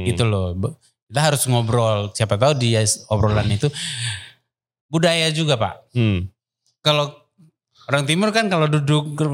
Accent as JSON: {"language": "Indonesian", "town": "Kupang", "region": "East Nusa Tenggara", "country": "Indonesia", "moved": "yes", "said": "kita orang NTT"}